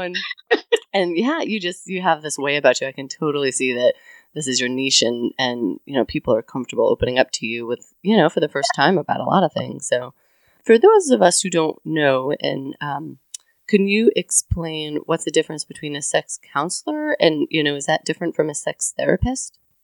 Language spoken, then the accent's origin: English; Connecticut, United States; now in the South, United States; I come from Connecticut, so I've never worked in New England